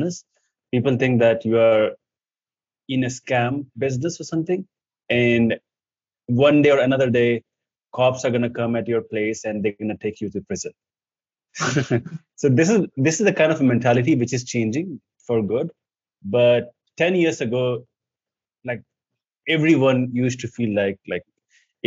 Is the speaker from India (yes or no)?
yes; India; English is a second language; I come from India